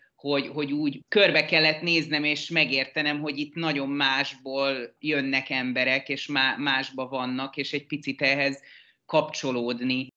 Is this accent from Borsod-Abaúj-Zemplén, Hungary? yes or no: no; Pécs, Baranya, Hungary; moved away as an adult; now in Budapest, Hungary; Én egy másik vidéki metropolisból származom Pécsről. Én ott születtem, és 20 éves koromig ott is éltem.